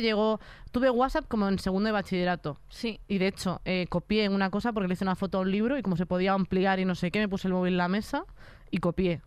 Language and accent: Spanish; a town next to A Coruña, Galicia, Spain; yo iba a un pueblo de al lado